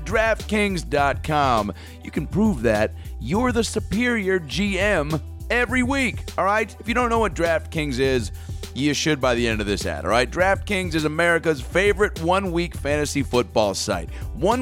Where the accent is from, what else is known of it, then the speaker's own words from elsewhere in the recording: Washington, United States; moved away; It's Spokane, Washington. It's you know, it's kind of my hometown. Not really 5 hours from there, but it's in Washington State